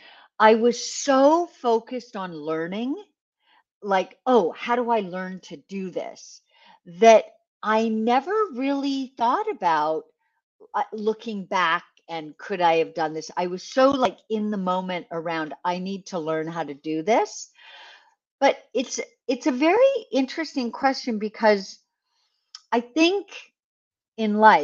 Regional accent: west coast of Canada, Canada; I grew up in Canada, on the west coast of Canada.

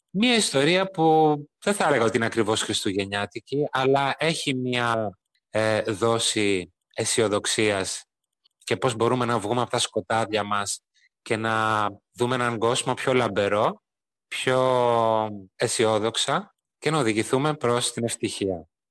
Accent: Greece; είμαι Έλληνας συγγραφέας και μεταφραστής γερμανικής

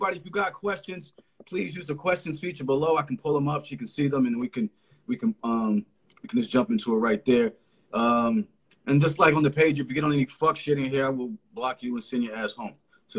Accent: Connecticut, United States; also born or lived in Philadelphia; I'm from Connecticut.

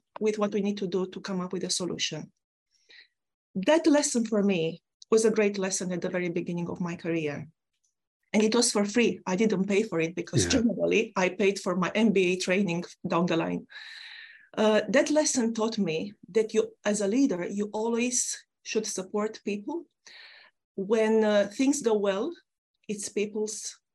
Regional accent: Romania; now in United Kingdom; I come from a country, my home country, Romania, an ex-communist country

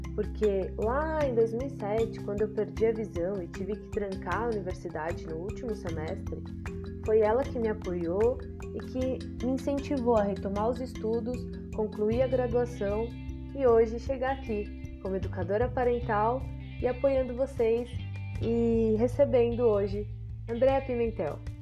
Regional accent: São Paulo, Brazil; eu também sou de São Paulo

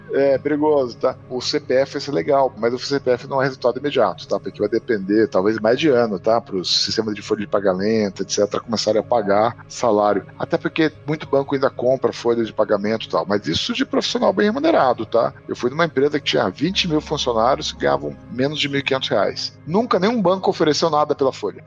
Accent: Alumínio, São Paulo, Brazil; also born or lived in Sorocaba; Eu nasci em Sorocaba, na verdade, porque eu era de alumínio, é um distrito de Mairink, que agora virou cidade

